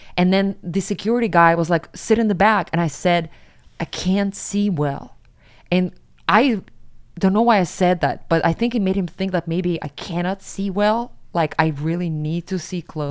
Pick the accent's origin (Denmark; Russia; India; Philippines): Russia; Siberia; moved away as an adult; now in New York, United States; I'm from Siberia